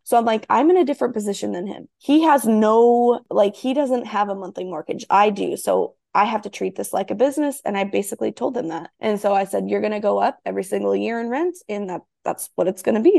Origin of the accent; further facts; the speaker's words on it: small town in Iowa, United States; I'm in this small town in Iowa